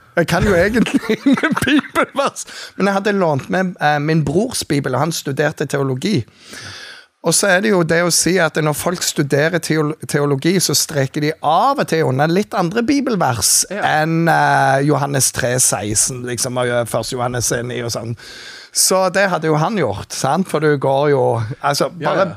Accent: Jæren, Rogaland, Norway; moved away as an adult; also born or lived in Bergen; now in Kristiansand, Norway; jeg er oppvokst på Jæren

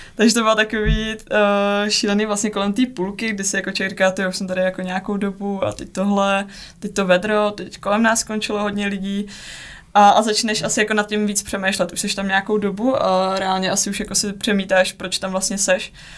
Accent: Czechia; s někým z domoviny a je to jako příjemný mluvit prostě česky

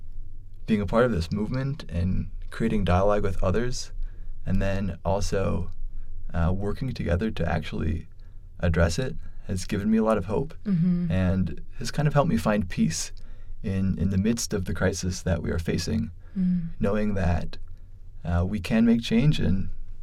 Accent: Minneapolis, Minnesota, United States; moved away as an adult; now in Omaha, United States; I'm originally from Minneapolis, Minnesota. And I grew up just outside of Minneapolis, actually

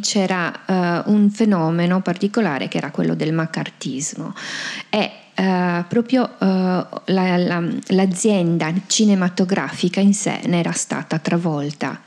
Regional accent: Sardinia, Italy; sono tipiche delle, delle nostre parti

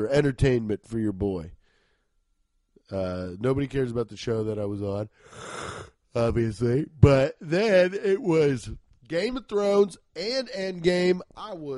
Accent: Cincinnati, Ohio, United States; born or raised there

